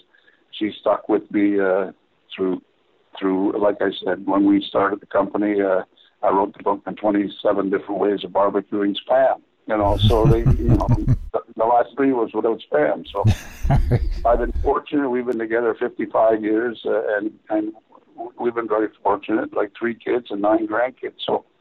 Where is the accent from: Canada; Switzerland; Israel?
Canada; Toronto, Ontario; Harry, I grew up in Toronto, I'm a Maple Leafs fan.